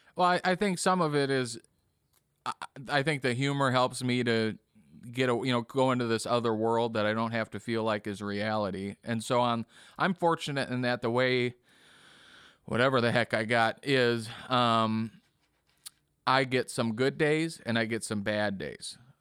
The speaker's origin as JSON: {"language": "English", "town": "Kenosha", "region": "Wisconsin", "country": "United States", "tie": "born or raised there", "also_born_or_lived": "Bradley, Illinois", "said": "I grew up in Kenosha"}